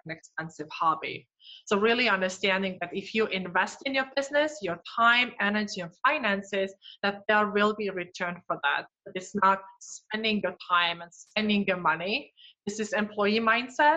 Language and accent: English; Estonia; moved away as an adult; now in Twin Cities, United States; I grew up in Northeastern Europe, so in Estonia, and I've been here in Twin Cities almost 4 years so far